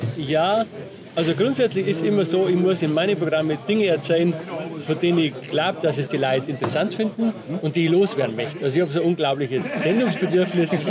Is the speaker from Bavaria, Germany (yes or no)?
yes; Bavaria, Germany; Und aus einem kleinen Bauerndorf, Wertach heißt